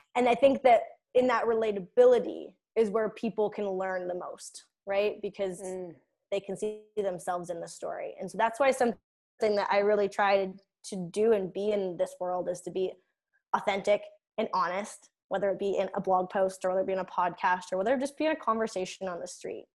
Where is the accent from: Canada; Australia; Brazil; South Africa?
Canada; Kennedy, Saskatchewan; I'm from Kennedy, Saskatchewan.